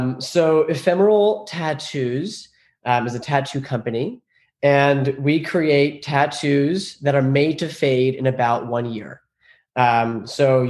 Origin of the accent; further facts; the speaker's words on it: Long Island, New York, United States; I was raised in Long Island, New York. My parents moved here from Iran. I was the first generation born in the States